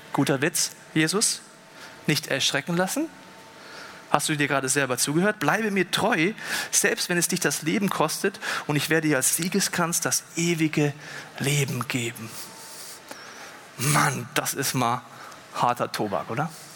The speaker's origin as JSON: {"language": "German", "country": "Germany", "said": "bei uns in Deutschland"}